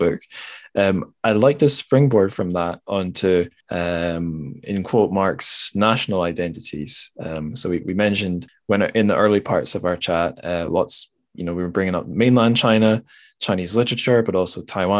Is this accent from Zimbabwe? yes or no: no; Scotland, United Kingdom; as a Scottish person